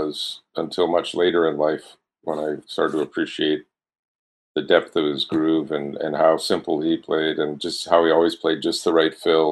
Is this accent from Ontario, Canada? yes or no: yes; Toronto, Ontario, Canada; also born or lived in Galt (Cambridge), Ontario; I was a suburban kid that I grew up in Don Mills.